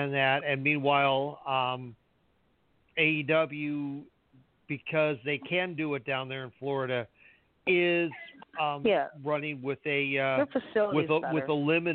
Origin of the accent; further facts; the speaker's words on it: Canada; we're from Canada.